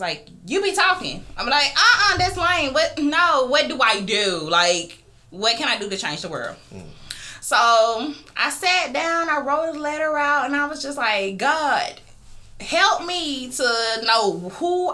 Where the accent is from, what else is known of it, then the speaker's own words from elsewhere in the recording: Geneva, Georgia, United States; also born or lived in Columbus, Georgia; I'm really from a small town called Geneva, Georgia. But I lived in Columbus the same amount of time as I lived there